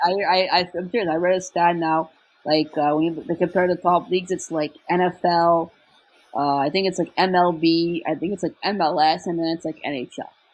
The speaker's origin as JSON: {"language": "English", "country": "Canada", "lives_now": "Montreal, Canada", "said": "I'm English Canadian, so it's kind of different."}